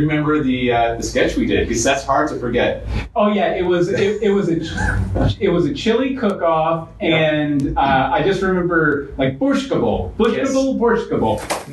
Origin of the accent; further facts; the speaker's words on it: Florida, United States; I'm a Floridian